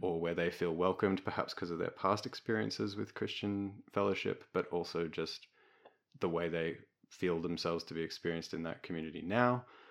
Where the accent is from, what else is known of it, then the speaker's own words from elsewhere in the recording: Melbourne, Victoria, Australia; I grew up in Melbourne.